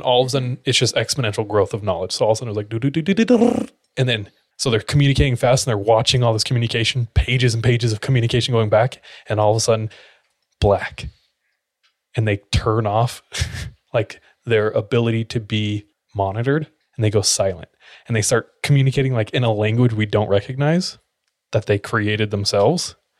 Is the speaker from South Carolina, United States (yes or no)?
no; California, United States; where I grew up in California is the Orange Capital of, like, the world.